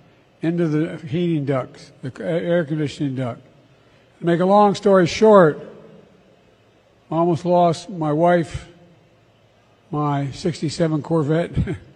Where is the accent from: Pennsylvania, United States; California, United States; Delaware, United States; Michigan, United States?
Delaware, United States; Claymont; I grew up right across the street from a fire hall in Claymont, Delaware.